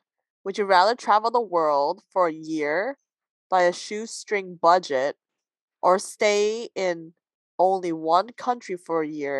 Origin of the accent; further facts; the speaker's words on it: Toronto, Ontario, Canada; I was born in Toronto.